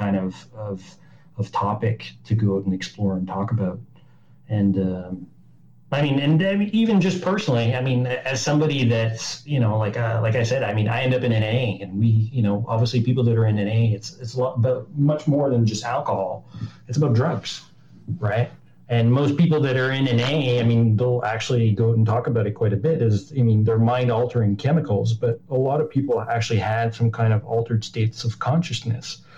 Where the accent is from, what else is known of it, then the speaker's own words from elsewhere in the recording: Montreal, Quebec, Canada; I'm from Montreal